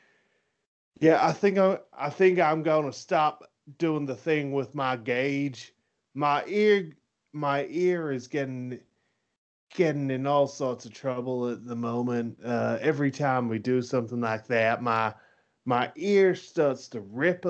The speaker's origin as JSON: {"language": "English", "town": "Rutherglen", "region": "Victoria", "country": "Australia", "tie": "born or raised there", "said": "I was raised in Rutherglen"}